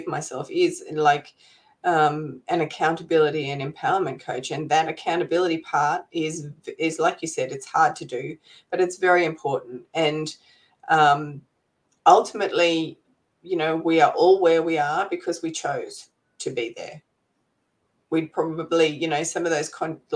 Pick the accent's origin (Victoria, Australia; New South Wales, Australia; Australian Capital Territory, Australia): Australian Capital Territory, Australia; Canberra; now in Gold Coast, Australia; I'm originally from Canberra, which is sort of the capital city here in Australia